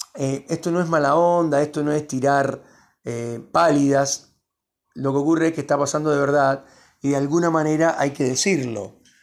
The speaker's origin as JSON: {"language": "Spanish", "country": "Cuba", "also_born_or_lived": "Miami", "moved": "yes", "lives_now": "Argentina", "said": "yo soy de origen cubano"}